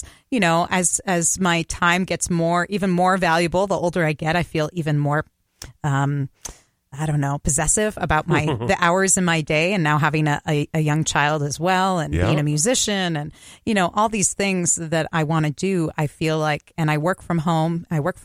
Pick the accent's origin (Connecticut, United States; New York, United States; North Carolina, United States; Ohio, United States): Connecticut, United States; now in Minnesota, United States; my home state of Connecticut